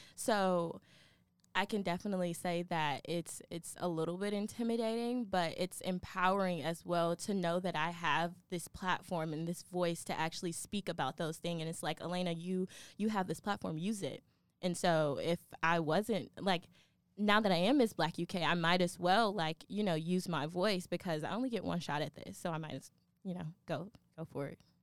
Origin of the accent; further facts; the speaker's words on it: Atlanta, Georgia, United States; now in Kentucky, United States; I am from Atlanta, Georgia